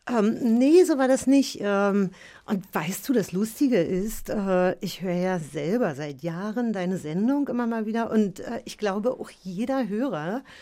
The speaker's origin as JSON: {"language": "German", "region": "East Germany", "country": "Germany", "said": "Äh, ich komme ja aus der DDR und äh, wir haben, glaube ich, jeden Sommer an der Ostsee verbracht."}